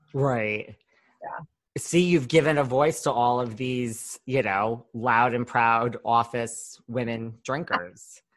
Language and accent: English; New York, United States; I'm from New York